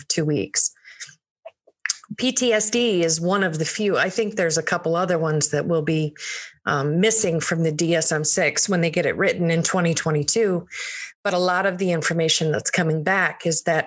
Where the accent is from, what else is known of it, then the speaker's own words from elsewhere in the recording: Michigan, United States; moved away as an adult; I'm from Michigan